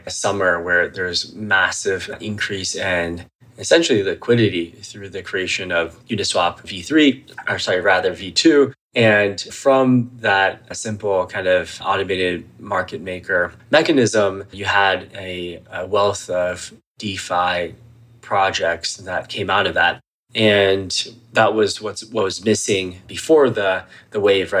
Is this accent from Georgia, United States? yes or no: yes; Atlanta, Georgia, United States; also born or lived in Shima, China / Menlo Park, California; I grew up in Atlanta, Georgia